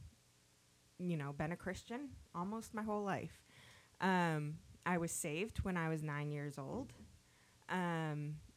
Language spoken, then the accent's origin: English; New Hampshire, United States; I grew up in New Hampshire